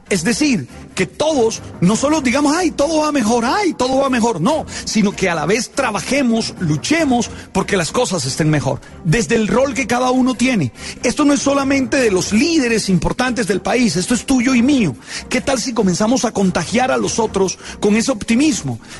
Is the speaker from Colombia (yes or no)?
yes; Colombia; Esos muchachos nos hicieron sentir orgullosos de ser colombianos.